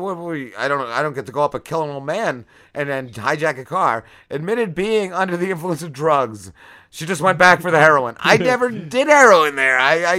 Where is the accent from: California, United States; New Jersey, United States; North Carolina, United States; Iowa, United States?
New Jersey, United States; New Milford; born or raised there